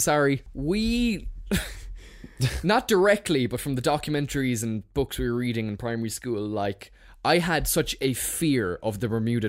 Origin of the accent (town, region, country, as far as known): Ireland